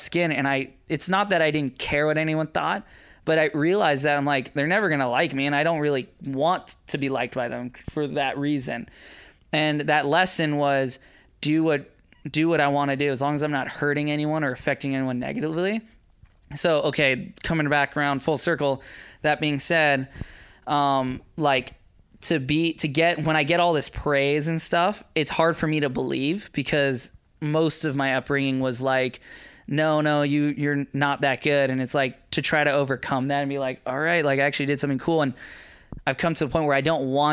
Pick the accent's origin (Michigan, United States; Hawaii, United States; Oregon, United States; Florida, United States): Hawaii, United States; Maui; Growing up on Maui, you know, I was really heavily involved in kite surfing when it first came out